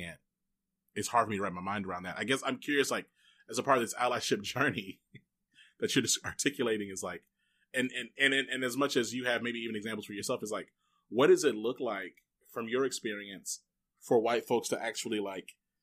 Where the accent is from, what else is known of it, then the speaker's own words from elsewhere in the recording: Texas, United States; also born or lived in Rome, Georgia / Minnesota; I was born in Rome, Georgia, and I spent most of my life in Texas. But I lived in Minnesota for a little while coming up